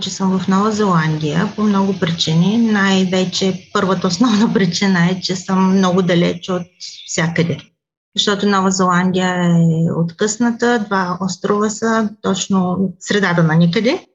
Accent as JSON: {"language": "Bulgarian", "country": "Bulgaria", "moved": "yes", "said": "всички ние, които сме българи, живеещи в различни краища на света"}